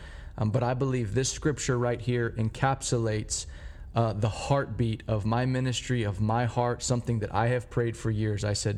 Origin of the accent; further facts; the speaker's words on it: Dallas, Texas, United States; I grew up here in Dallas, and we have something every year called the State Fair of Texas.